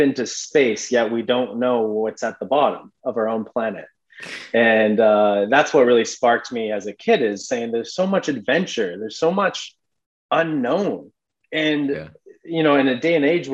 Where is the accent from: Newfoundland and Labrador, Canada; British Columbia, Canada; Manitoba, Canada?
British Columbia, Canada; Vancouver Island; also born or lived in Edmonton, Alberta, Canada / Cayman Islands; I grew up on Vancouver Island with my family here.